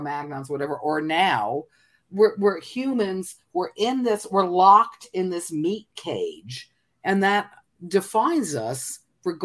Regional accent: New Jersey, United States; when we grew up in New Jersey.

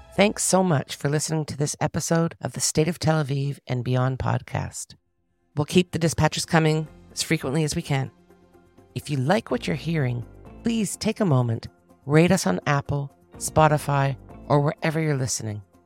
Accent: Toronto, Ontario, Canada; now in Israel; my hometown next week, Toronto

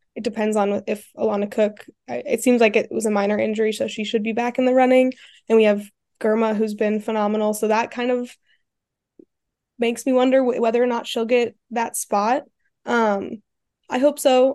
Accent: Colorado, United States; moved away; I'm from Colorado

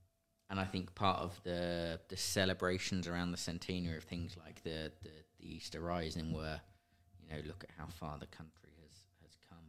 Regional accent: Ireland; as an Irish nationalist, but at the same time realise that, you know, as much as we would like to paint it otherwise, Britain in the modern era isn't this great, horrible, you know, beastly thing.

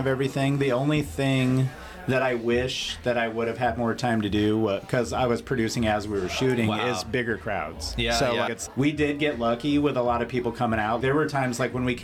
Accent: Omaha, Nebraska, United States; I grew up in Omaha

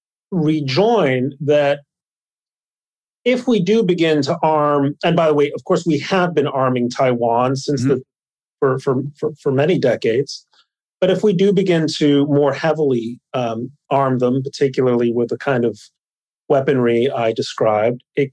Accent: Mexico City, Mexico; moved away; I grew up in Mexico City, where we were taught to admire the niños héroes

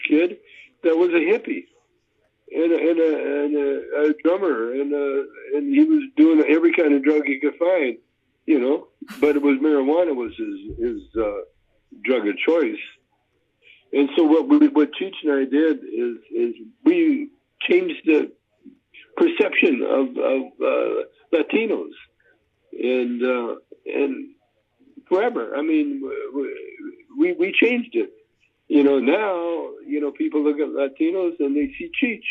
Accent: Canada; I was raised in Canada. Calgary is half Chinese

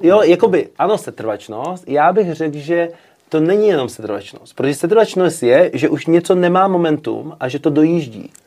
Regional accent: Czechia; moved away as an adult; now in New York, United States; jsem z Česka

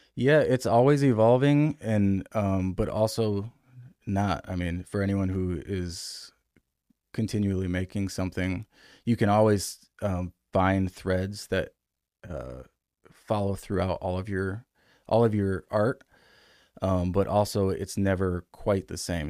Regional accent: Grand Rapids, Michigan, United States; moved away as an adult; now in Raleigh, United States; I grew up in Michigan, um, and moved here in twenty ten from Grand Rapids, Michigan

